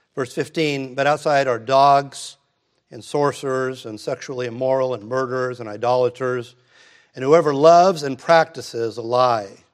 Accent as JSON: {"language": "English", "country": "United States", "said": "I'm an American."}